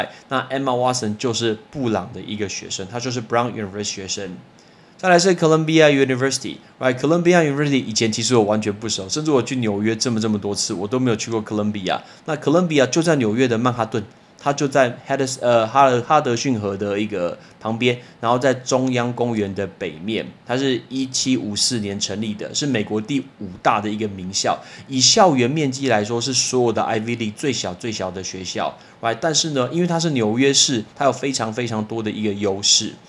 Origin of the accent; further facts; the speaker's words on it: Taiwan; 有一个很有名的人是我们台湾人